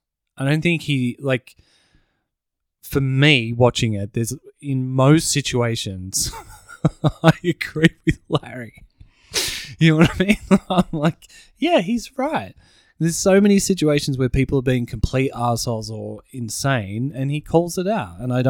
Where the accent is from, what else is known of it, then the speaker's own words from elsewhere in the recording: South Africa; I am African. I'm from South Africa.